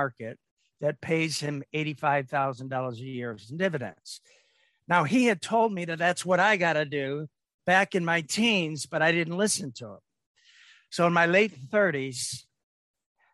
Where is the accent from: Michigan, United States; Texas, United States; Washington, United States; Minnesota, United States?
Michigan, United States; Detroit; I grew up in Detroit.